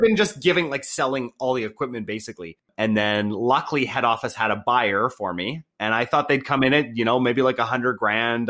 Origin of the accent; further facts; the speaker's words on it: Canada; I was born in Canada, being white, being, like, raised in a good family